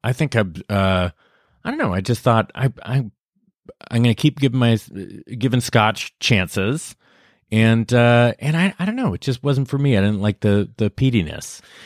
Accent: Lafayette, California, United States; I'm from Northern California, outside San Francisco, a place called Lafayette

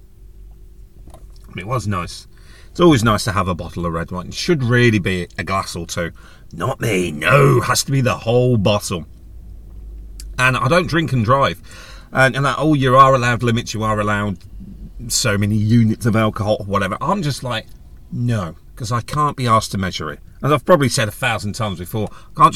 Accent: United Kingdom; we're British

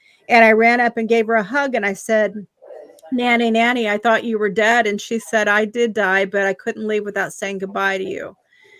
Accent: Indiana, United States; moved away as an adult; also born or lived in Massachusetts; I was in Massachusetts for 30 years before I moved back to Indiana, which is my home state

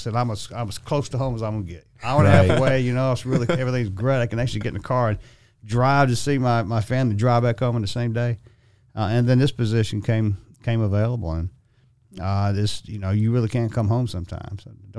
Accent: Augusta, Georgia, United States; and I was born and raised here in Augusta.

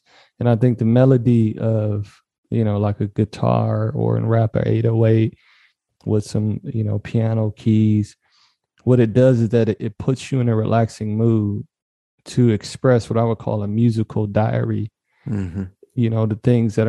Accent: Detroit, Michigan, United States; I grew up in Detroit, Michigan, because my people migrated from the South.

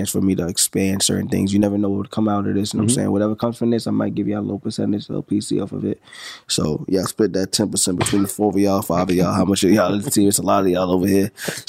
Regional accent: St. Albans, New York, United States; …, I'm from St. Albans, you know what I'm saying?

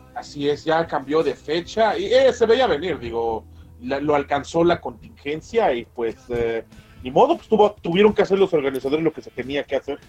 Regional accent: Mexico

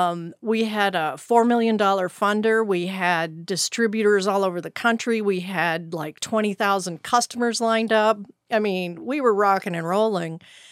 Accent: Texas, United States; I'm OG Texan.

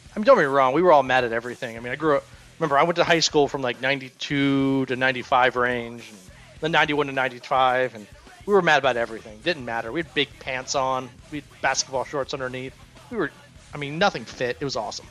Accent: Germantown, Maryland, United States; I grew up in Germantown

